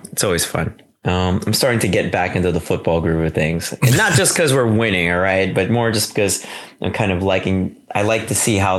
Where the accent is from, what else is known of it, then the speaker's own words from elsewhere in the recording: San Francisco, California, United States; we're from the Bay Area. We are both San Francisco boys